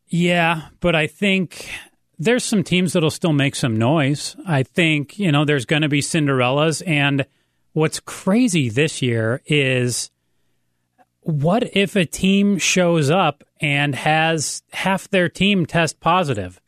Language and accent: English; Ann Arbor, Michigan, United States; moved away; I grew up in Ann Arbor